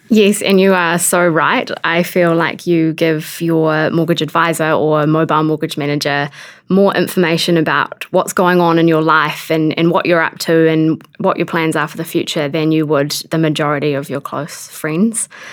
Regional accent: Wairarapa, Wellington, New Zealand; moved away; I'm from the Wairarapa

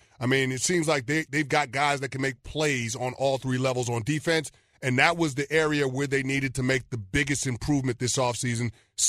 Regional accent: New York City, New York, United States; I'm from the Bronx.

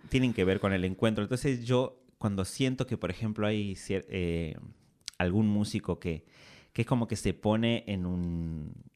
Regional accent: Simoca, Tucumán, Argentina; moved away as an adult; me fui de Simoca, que queda a 50 kilómetros de la capital, a la capital de Tucumán a estudiar

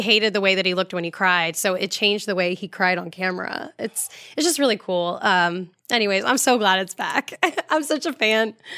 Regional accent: Florida, United States; I'm from Florida

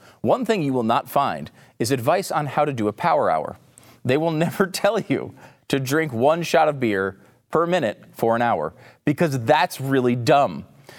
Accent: Northeast, United States; I grew up in the Northeast. I went to Action Park.

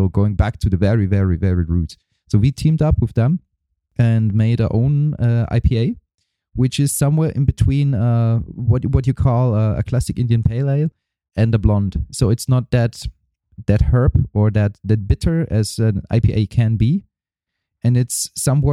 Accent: Germany; also born or lived in East Germany / West Germany; I was born in East Germany, and there was no music available at all. So when we moved over to Western Germany before the wall was down

